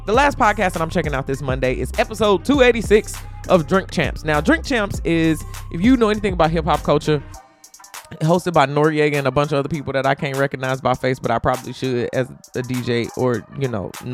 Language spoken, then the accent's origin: English; Chicago, Illinois, United States; I grew up in Chicago. Like, when College Dropout was out, I was in high school in Chicago.